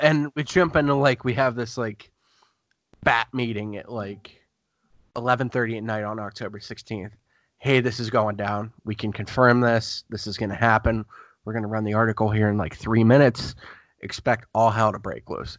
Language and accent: English; Youngstown, Ohio, United States; also born or lived in Gahanna, Ohio; I lived in Youngstown, Ohio beforehand